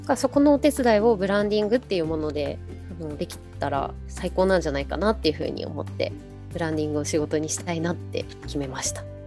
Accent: Enshu, western Shizuoka, Japan; 私たちの地元のあの遠州っていうこう静岡西部のところに浜名湖があるんですけど

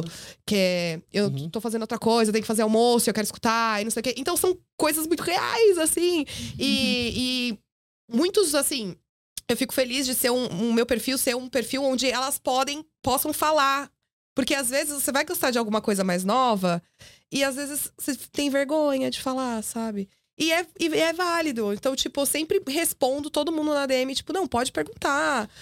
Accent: Brazil; nós que somos brasileiros

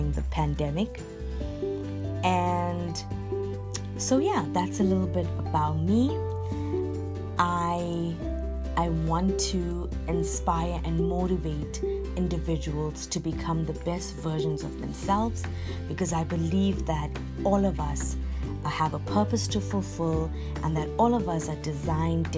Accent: Durban, KwaZulu-Natal, South Africa; I am from Durban, South Africa. I was born and raised here

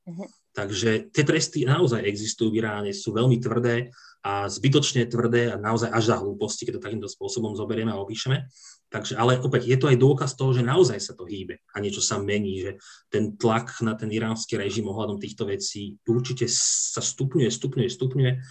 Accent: Slovakia; pýtala sa, odkiaľ som, a keď som povedal Slovakia

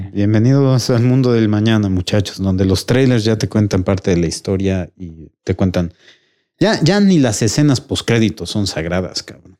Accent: Puebla, Mexico; nací en Puebla

